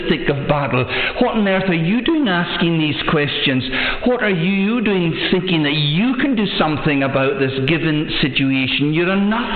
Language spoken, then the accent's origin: English; the West Coast, Scotland, United Kingdom; I was born and bred in the West, in Inverbrumby State